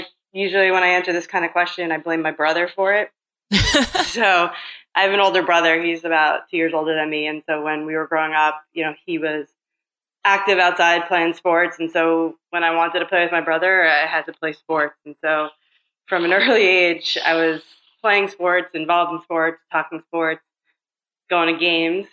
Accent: New York, United States; moved away as an adult; And I grew up in New York

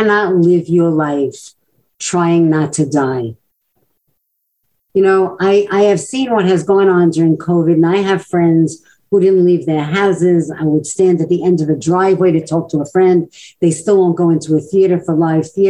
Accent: New York City, New York, United States; growing up in Brooklyn, as I did

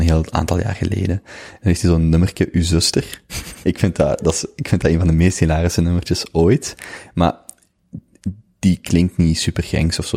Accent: Limburg, Flanders, Belgium; born or raised there; moved away as an adult; now in Antwerp, Belgium

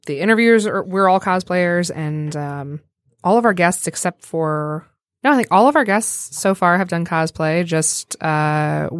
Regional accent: Detroit, Michigan, United States; we're from Detroit

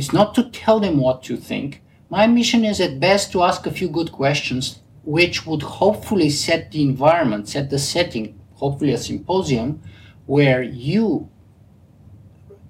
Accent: Bulgaria; accent: Bulgarian; English is a second language; moved away; I have a pretty distinct Bulgarian accent

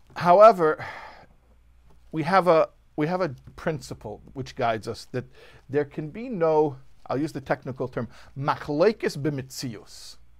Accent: Chicago, Illinois, United States; I'm from Chicago

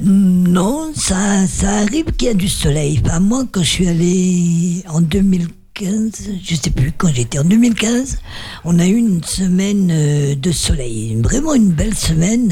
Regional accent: Brest, Brittany, France; Brest, c'est ma, c'est ma ville natale où j'ai passé mon enfance

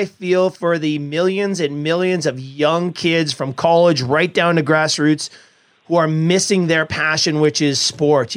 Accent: Edmonton, Alberta, Canada; I was a massive Montreal Canadiens fan growing up in Edmonton

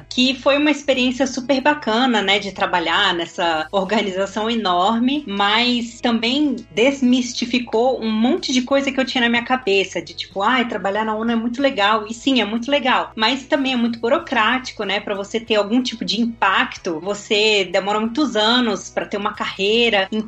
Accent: Brasília, Federal District, Brazil; moved away as an adult; now in Vienna, Austria; eu sou de Brasília, eu estudei Relações Internacionais em Brasília

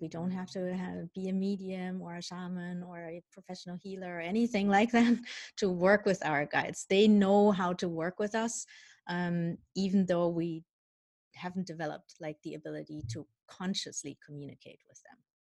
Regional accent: Germany; also born or lived in Colombia; I was born in Colombia. Um, my birth mother is of indigenous ancestry, so what U.S. people would call Native American in Canada, First um, Nations um, and my dad I don't know anything about. Um, because when I was one year old, my mom gave me up for adoption, and I was adopted by my parents who are from Holland, but I grew up in mm-hmm. Germany

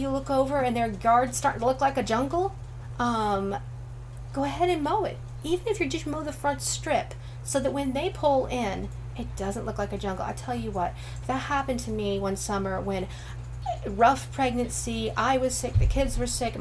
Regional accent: Northern Ohio, United States; I'm from Northern Ohio, Amish country

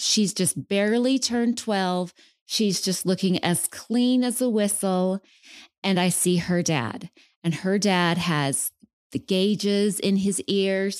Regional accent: West Valley City, Utah, United States; moved away as an adult; now in Phoenix, United States; I am originally from Salt Lake, so I was born and raised in West Valley

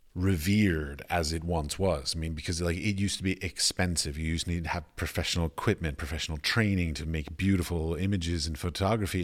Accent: United States; moved away; as an American

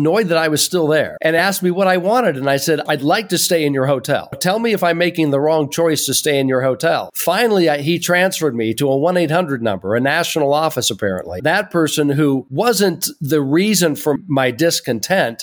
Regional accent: Portland, Oregon, United States; Portland is where I grew up, Portland, Oregon.

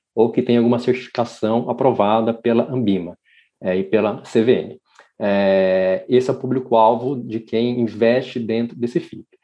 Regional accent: interior of São Paulo state, Brazil; moved away as an adult; now in São Paulo, Brazil; Eu vim para São Paulo ah, para fazer minha faculdade, sou do interior de São Paulo.

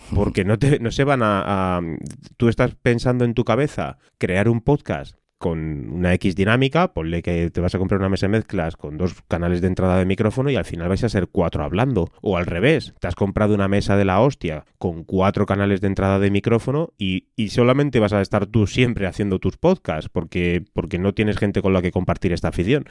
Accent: Madrid, Community of Madrid, Spain; soy de, de Madrid, del barrio de San Blas

